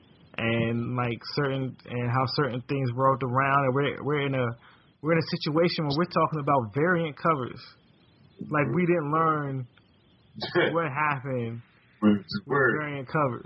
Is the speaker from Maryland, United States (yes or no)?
yes; Prince George's County, Maryland, United States; I grew up in Prince George's County, Maryland, in the D.C. area.